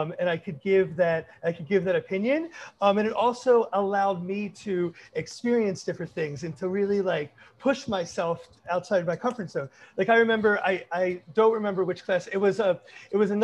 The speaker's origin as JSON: {"language": "English", "town": "Baltimore", "region": "Maryland", "country": "United States", "tie": "born or raised there", "also_born_or_lived": "Kent, Ohio", "said": "I am born and raised in Baltimore, Maryland"}